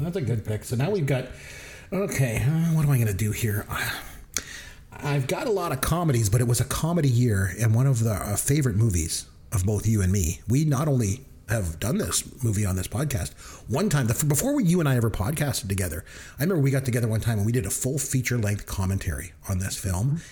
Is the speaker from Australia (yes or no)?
no; Canada; we're from Canada and it's cold